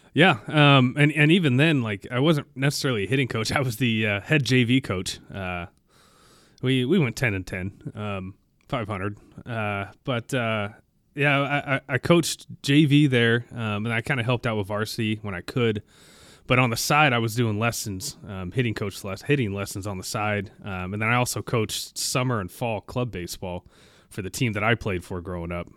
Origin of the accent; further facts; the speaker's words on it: Olathe, Kansas, United States; moved away; I'm from Olathe, Kansas.